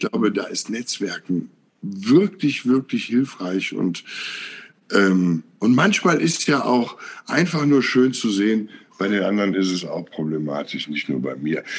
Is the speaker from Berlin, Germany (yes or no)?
no; Willich, North Rhine-Westphalia, Germany; ich bin hier auf dem Land groß geworden. Also Willig heißt der Ort zwischen Krefeld und Mönchengladbach